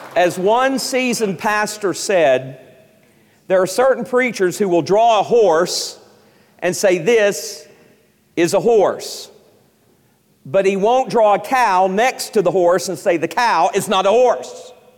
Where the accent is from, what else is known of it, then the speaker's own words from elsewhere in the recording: East Tennessee, United States; I grew up in East Tennessee